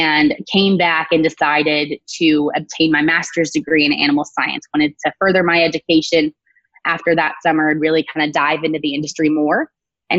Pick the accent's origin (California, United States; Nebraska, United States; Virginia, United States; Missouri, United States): California, United States; Bakersfield; I was born and raised in Bakersfield, California